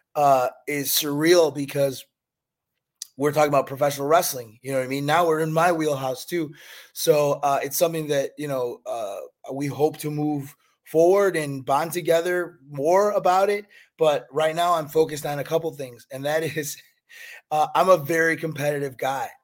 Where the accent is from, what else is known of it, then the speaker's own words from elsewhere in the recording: Chicago, Illinois, United States; now in Fort Lauderdale, United States; I'm from Chicago